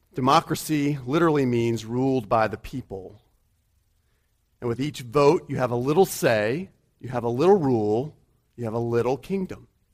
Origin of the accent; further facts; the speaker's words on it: United States; she likes to rib me for being American.